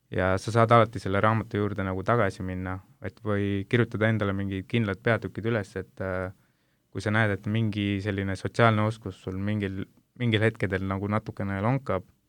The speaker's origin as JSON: {"language": "Estonian", "country": "India", "moved": "yes", "lives_now": "Estonia", "said": "ma ise olen Indiast pärit"}